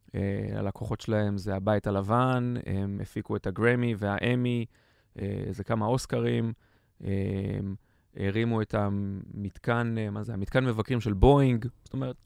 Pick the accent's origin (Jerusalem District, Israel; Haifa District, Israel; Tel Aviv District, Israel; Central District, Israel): Central District, Israel; Ganei Tikva; בן 42, מגני תקווה